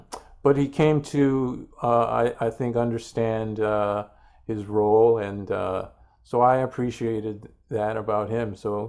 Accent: Guelph, Ontario, Canada; also born or lived in Sterling Heights, United States; because when I was a kid growing up in Guelph, Ontario, in Sterling Heights, Michigan, you'd come home from school and there'd be three channels

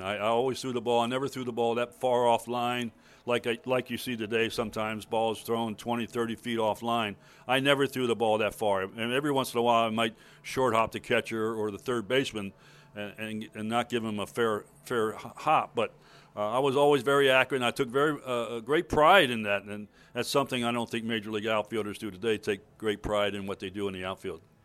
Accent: Baltimore, Maryland, United States; moved away; in Baltimore, my hometown

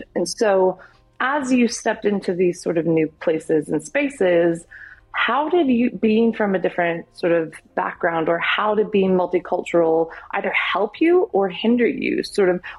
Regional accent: East Coast, United States; moved away; also born or lived in Europe; I grew up on the East Coast.

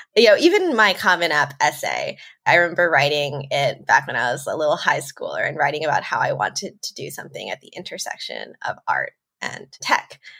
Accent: New York suburbs, United States; moved away as an adult; also born or lived in Tokyo, Japan; I'm American. I grew up in New York, in the suburbs. I'm Chinese American

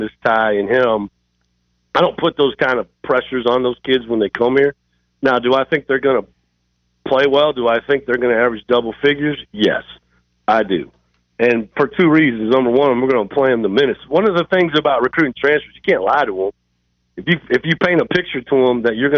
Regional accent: Iowa, United States; I'm from Iowa.

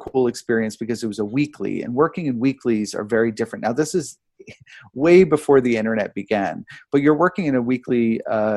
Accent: New York, United States; I grew up here in New York

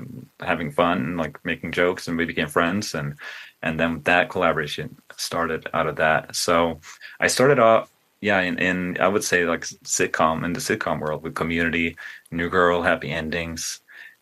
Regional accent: Sweden; now in United States; I grew up in Sweden

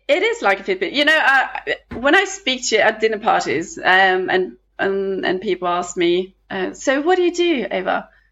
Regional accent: Western Norway, Norway; we come from a tiny island in the midwest coast of Norway that is surrounded with oceans

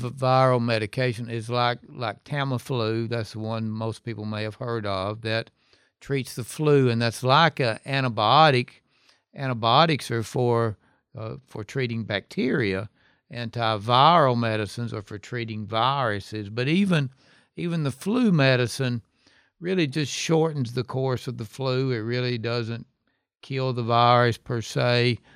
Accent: Hohenwald, Tennessee, United States; also born or lived in Memphis, Tennessee; I'm from Hohenwald, which is a small town. That's my hometown.

